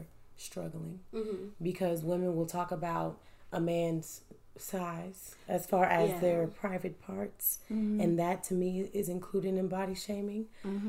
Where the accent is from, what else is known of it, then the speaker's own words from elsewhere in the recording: Kansas City, Missouri, United States; I'm from the best city of Kansas City, Missouri